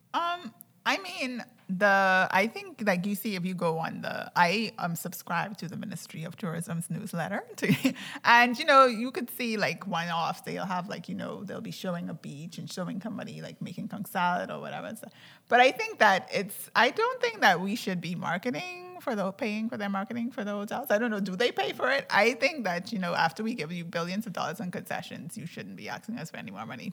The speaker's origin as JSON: {"language": "English", "region": "Andros", "country": "Bahamas", "said": "I'm from Andros"}